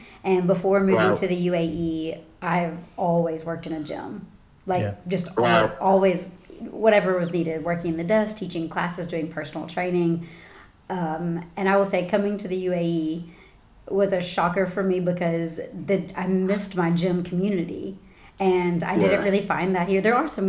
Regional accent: the South, United States; I'm sure it is cultural because we're from the South and the States, and everybody's super friendly.

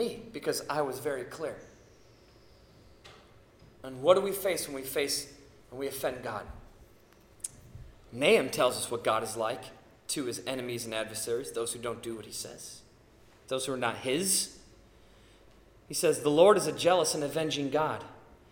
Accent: United States; American citizens

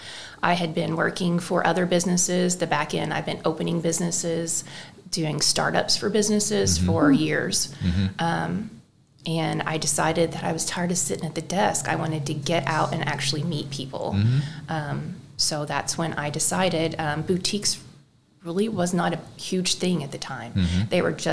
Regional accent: West Frankfort, Illinois, United States; I was born and raised in West Frankfort, Illinois, so not far from here in Marion

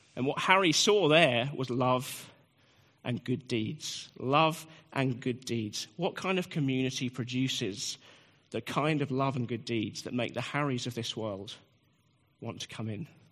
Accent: United Kingdom; I'm a British man

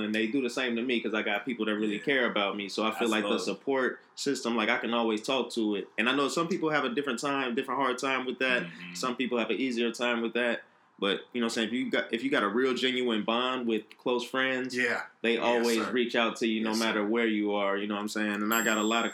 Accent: Chicago, Illinois, United States; moved away as an adult; I'm from Chicago as well, taking that leap of faith, moving to the you know other side of the country.

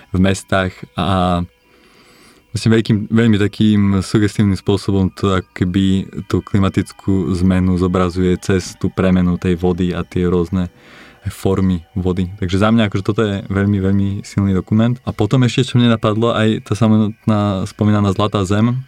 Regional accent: eastern Slovakia, Slovakia; som aj z východu

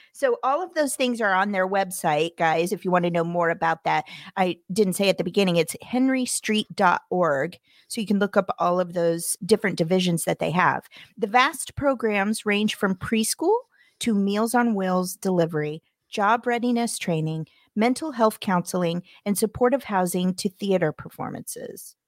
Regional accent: Springfield, Missouri, United States; now in Los Angeles, United States; my hometown, you know, in the middle of the country in Missouri in Springfield specifically

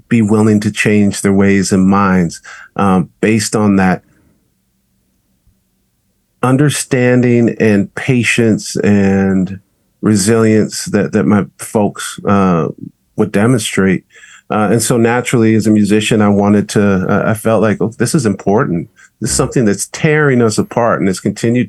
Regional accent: Southern California, United States; here in Southern California, giving birth to me

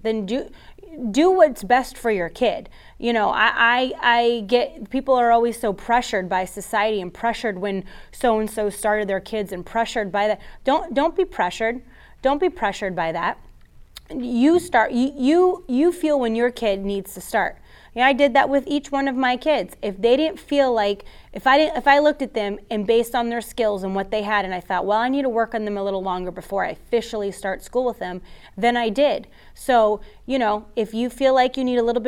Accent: Florida, United States; I'm from Florida. I am a Floridian, born and raised.

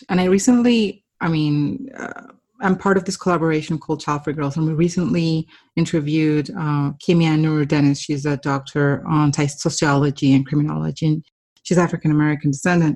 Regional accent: Colombia; moved away; I grew up in Colombia

